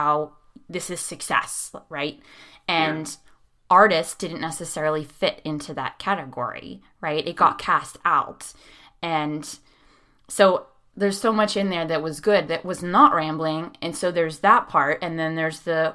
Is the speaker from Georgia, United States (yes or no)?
no; Pittsburgh, Pennsylvania, United States; I'm from Pittsburgh